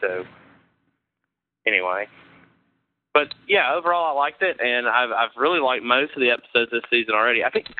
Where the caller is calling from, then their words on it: Panama City, Florida, United States; also born or lived in Atlanta; I'm now in Panama City, Florida. I was in right outside of Atlanta.